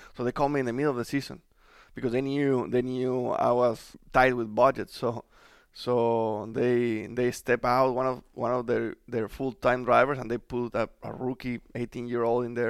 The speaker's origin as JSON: {"language": "English", "country": "Mexico", "second_language": "English", "moved": "as an adult", "lives_now": "United States", "said": "I was just, you know, trying to make my career in Mexico. But since everything happened early, uh, we decided to move to the United States"}